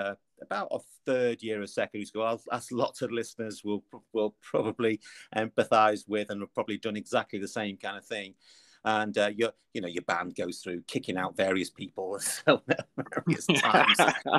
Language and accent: English; Liverpool, North West England, United Kingdom; accent: Liverpool; So my kind of Liverpool accent, I lived in Liverpool from an early age.